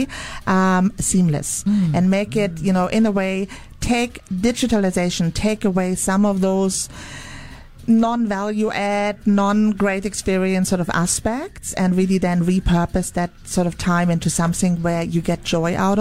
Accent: Munich, Bavaria, Germany; moved away; It's my hometown

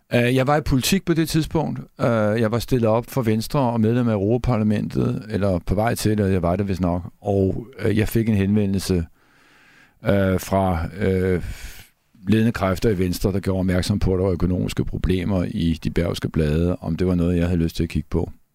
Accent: Copenhagen, Capital Region of Denmark, Denmark; jeg er opvokset på Christianshavn

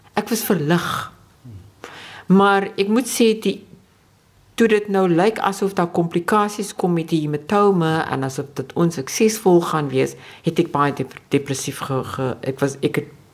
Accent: South Africa

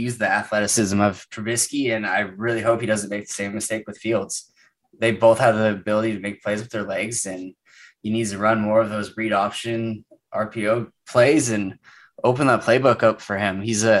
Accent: San Diego, California, United States; they had moved out to San Diego about a year before I was born, and I have been born and raised in San Diego and have been here for the last 30 something years now.

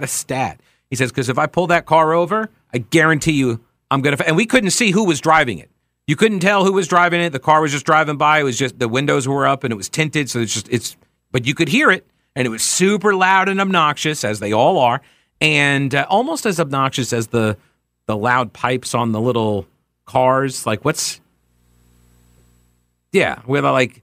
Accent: Long Island, New York, United States; now in North Carolina, United States; I'm originally from Long Island

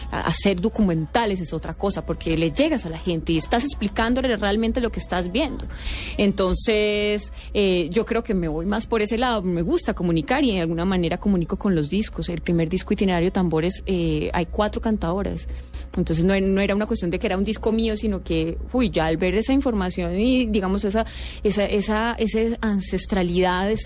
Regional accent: Andean region, Colombia; somos los cachacos

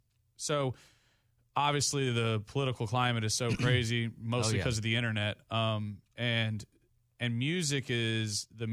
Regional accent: Goliad, Texas, United States; I was a Boy Scout, man. Like, I was the president in the parade at like 10 years old. Like, I was gung-ho, God bless America … all the way, Boy Scout in Goliad, Texas

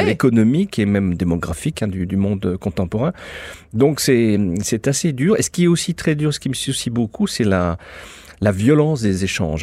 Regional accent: France

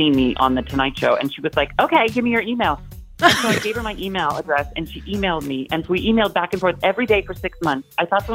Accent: Washington, United States; I grew up in Washington State

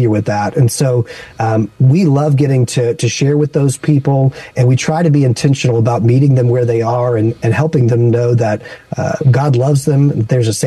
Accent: Baton Rouge, Louisiana, United States; moved away as an adult; also born or lived in Las Vegas; now in San Francisco, United States; my wife and I grew up in Baton Rouge, Louisiana, and we met at church and got married in our home church.

